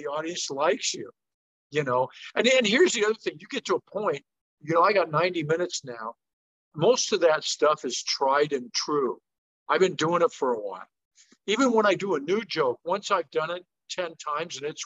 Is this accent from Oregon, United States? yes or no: yes; Portland, Oregon, United States; Harvey's in Portland, because that's my hometown